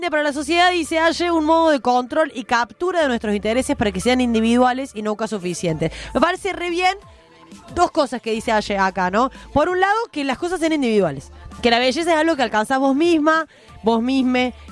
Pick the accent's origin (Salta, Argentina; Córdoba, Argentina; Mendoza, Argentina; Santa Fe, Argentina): Córdoba, Argentina; somos de Córdoba, Somos de Córdoba.